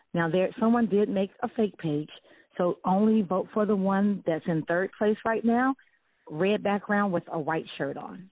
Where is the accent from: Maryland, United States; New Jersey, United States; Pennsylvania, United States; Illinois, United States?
Illinois, United States; Chicago; I'm from Chicago